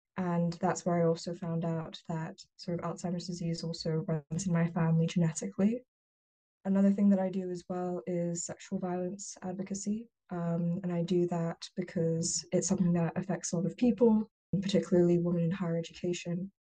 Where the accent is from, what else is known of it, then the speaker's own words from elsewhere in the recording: Hong Kong; moved away as an adult; also born or lived in United Kingdom; now in Boston, United States; I was born and raised in Hong Kong